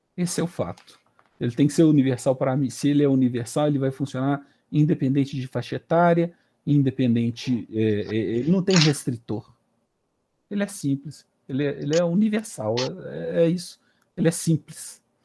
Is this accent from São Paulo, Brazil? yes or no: no; Belo Horizonte, Minas Gerais, Brazil; Morei no São, no São Francisco aqui